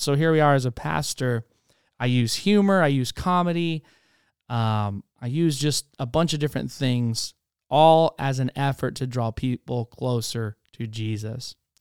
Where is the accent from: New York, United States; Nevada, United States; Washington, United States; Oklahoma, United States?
Washington, United States; Spokane; also born or lived in Charleston, South Carolina; now in Waxahachie, United States; Born in Charleston, South Carolina, was raised in Spokane, Washington, moved here to Texas, Waxahachie, Texas, and that's where I've been now since two thousand nine